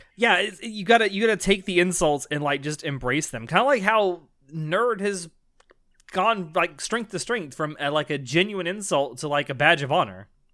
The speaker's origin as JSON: {"language": "English", "region": "the South", "country": "United States", "said": "I'm from the South in the United States"}